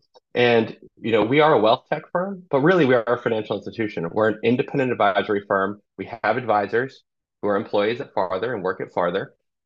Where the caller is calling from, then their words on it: New Jersey, United States; I'm calling in from my home in New Jersey, and I'm just outside of New York.